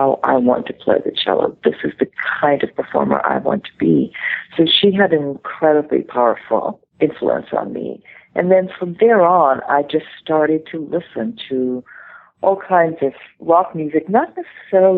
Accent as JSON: {"language": "English", "country": "Israel", "tie": "born or raised there", "moved": "yes", "lives_now": "New York, United States", "said": "my growing up in the Middle East"}